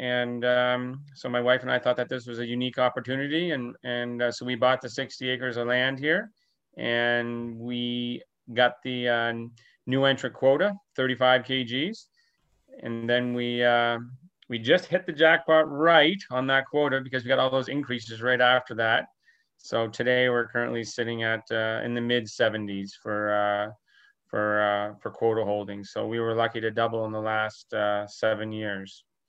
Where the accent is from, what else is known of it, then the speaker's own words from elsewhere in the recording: Sussex, New Brunswick, Canada; So I grew up in Sussex, New Brunswick, and on a dairy farm there where my parents, they milked about 100 cows growing up.